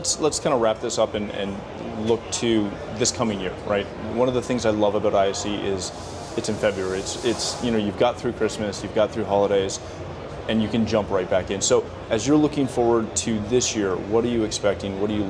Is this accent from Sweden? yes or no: no; Canada; I'm not from the UK, but I am from Canada. So I'm used to that.